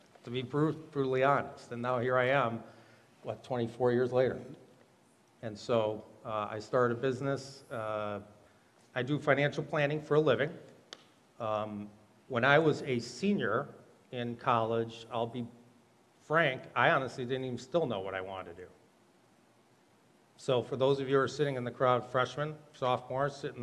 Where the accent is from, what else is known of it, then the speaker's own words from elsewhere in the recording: Monona, Wisconsin, United States; I grew up in Monaco, Wisconsin